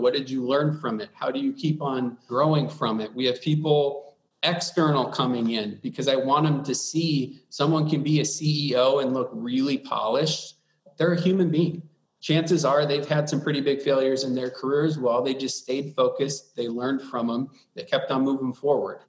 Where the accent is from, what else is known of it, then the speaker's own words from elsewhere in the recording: Wisconsin, United States; now in Arizona, United States; I'm from Wisconsin initially. Everyone is pretty nice and, and wired to show you that Midwestern hospitality